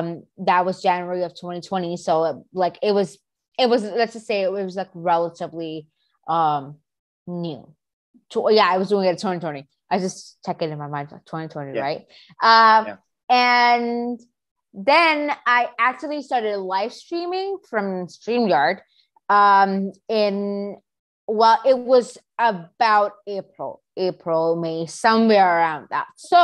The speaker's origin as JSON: {"language": "English", "country": "Pakistan", "said": "I am 14. I move around the country, but let's just say I'm from Pakistan."}